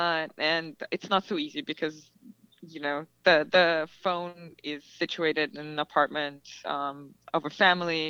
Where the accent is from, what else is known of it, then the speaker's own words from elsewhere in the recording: Belarus; moved away; for me, growing up in Belarus